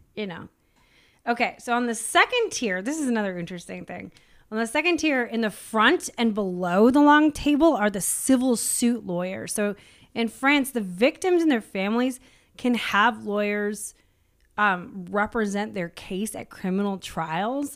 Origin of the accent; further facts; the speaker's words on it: United States; as an American